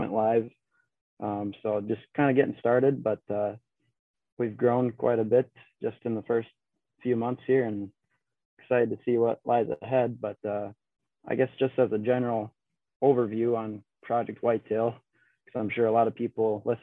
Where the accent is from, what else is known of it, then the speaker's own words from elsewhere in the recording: La Crosse, Wisconsin, United States; I'm from La Crosse, Wisconsin